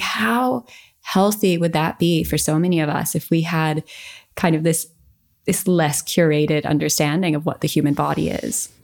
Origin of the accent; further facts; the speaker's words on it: United States; growing up in America